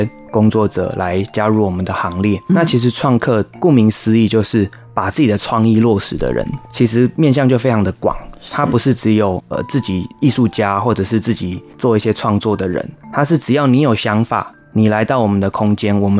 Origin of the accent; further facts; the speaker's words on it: Penghu County, Taiwan; 在澳洲留学之后呢，回来到台湾，然后回到我们的家乡澎湖，就是在澎湖这边执行呃国际艺术交流协会一些业务。